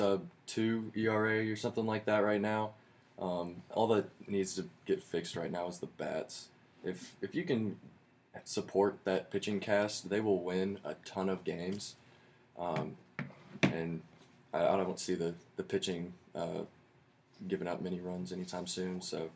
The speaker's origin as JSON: {"language": "English", "town": "Houston", "region": "Texas", "country": "United States", "tie": "born or raised there", "said": "I'll go with my hometown team and say the Houston Astros."}